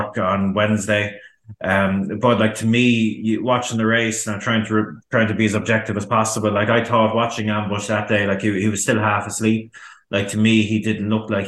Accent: Ireland; as an Irishman

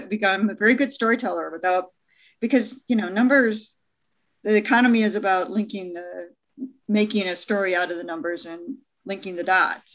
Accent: Michigan, United States; moved away; I have a house in Michigan because I'm from Michigan.

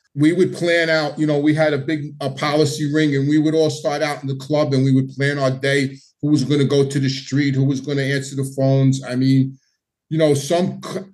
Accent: New York City, New York, United States; I grew up in Howard Beach and Ozone Park

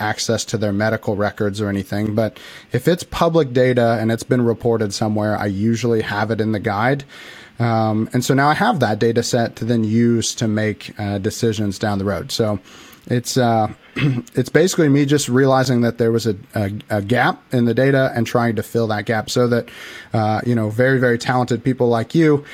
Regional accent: Illinois, United States; I'm actually from Illinois. I live right in the middle of Illinois, very, very tiny town

